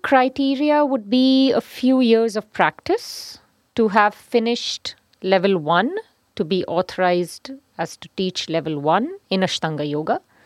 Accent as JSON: {"language": "English", "region": "Punjab", "country": "India", "said": "From Punjab."}